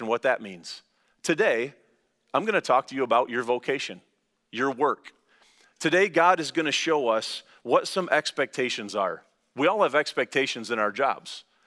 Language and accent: English; Lansing, Michigan, United States; I'm from Langsberg